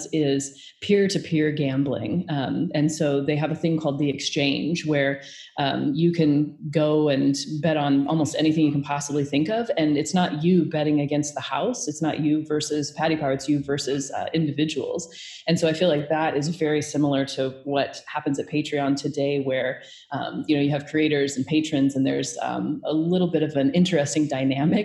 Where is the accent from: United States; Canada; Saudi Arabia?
United States; Omaha, Nebraska; I'm originally from Omaha, Nebraska.